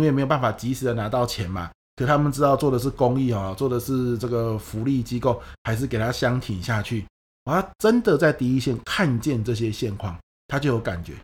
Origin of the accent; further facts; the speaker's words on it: Pingtung County, Taiwan; 像我是屏东人